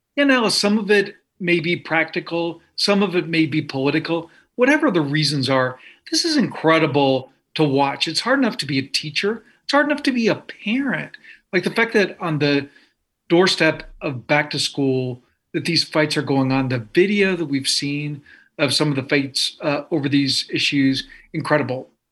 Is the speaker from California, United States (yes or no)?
yes; Los Angeles, California, United States; also born or lived in Anabta, Palestine; I was born in sunny Los Angeles, California